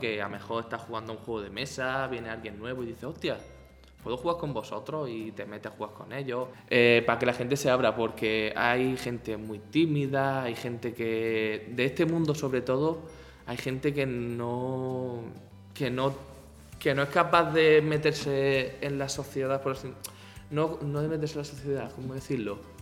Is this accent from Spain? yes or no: yes; Almería, Andalusia, Spain; moved away as an adult; now in Seville, Spain; soy de Almería, ¿vale? Y yo vine aquí a Sevilla hace nueve años.